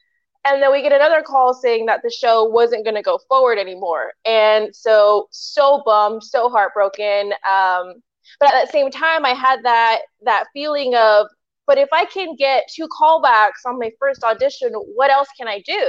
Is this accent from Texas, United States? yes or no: yes; El Paso, Texas, United States; El Paso, Texas.